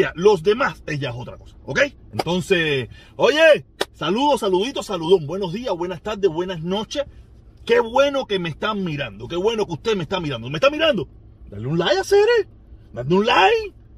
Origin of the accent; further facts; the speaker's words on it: Havana, Cuba; accent: habanero; soy habanero. Discúlpenme, soy habanero. Los habaneros equivocamos la S y las R y las L.